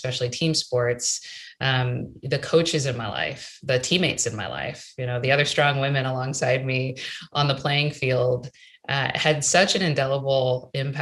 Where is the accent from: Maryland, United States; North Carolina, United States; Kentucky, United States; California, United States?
Maryland, United States; moved away; I grew up in Maryland, right outside of Washington, D.C.